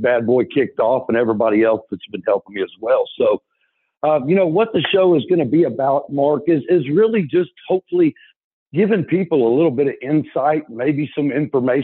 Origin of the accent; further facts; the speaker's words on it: Pasadena, Texas, United States; I'm from Pasadena, Texas